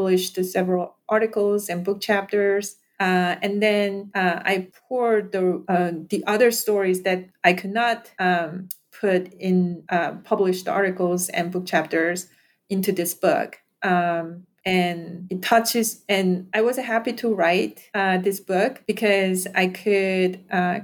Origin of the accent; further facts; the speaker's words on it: South Korea; now in San Diego, United States; I am from South Korea